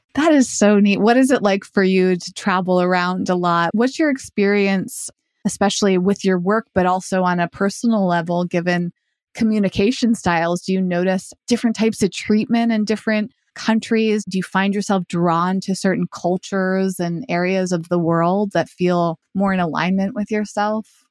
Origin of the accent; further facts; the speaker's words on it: United States; as an American